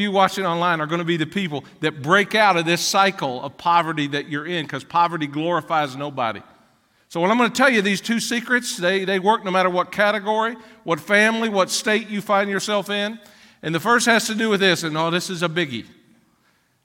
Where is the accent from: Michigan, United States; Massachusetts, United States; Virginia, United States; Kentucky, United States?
Kentucky, United States; Ashland; also born or lived in Catlettsburg, Kentucky; I was born in Ashland, Kentucky